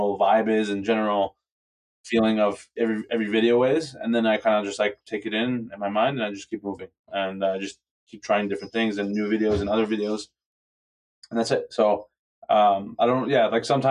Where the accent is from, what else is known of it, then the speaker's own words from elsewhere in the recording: Toronto, Ontario, Canada; I'm from Toronto